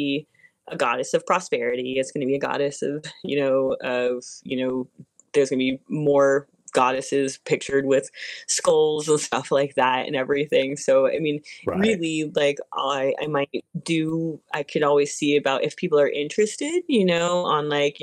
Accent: Arizona, United States; I grew up in Arizona for the most part

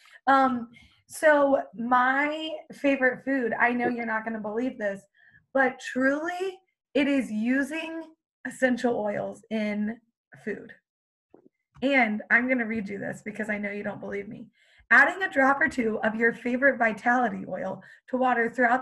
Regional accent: Canada; I am actually Canadian.

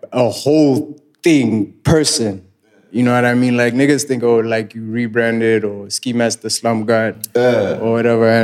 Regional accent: Botswana; also born or lived in South Africa; I was born in Kanye.

